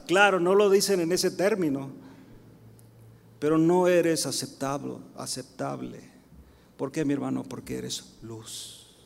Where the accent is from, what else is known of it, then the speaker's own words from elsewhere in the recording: United States; soy mexicano, 100%, ¿ok, mis hermanos? Pero nacido en Estados Unidos